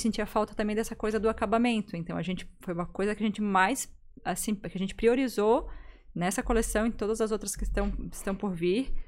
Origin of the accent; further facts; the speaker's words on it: Gaspar, Santa Catarina, Brazil; now in Florianópolis, Brazil; eu sou de Gaspar